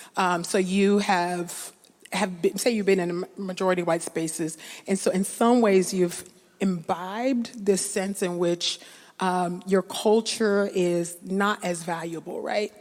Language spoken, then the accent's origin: English; California, United States; growing up in California, which is not as progressive as people like to think.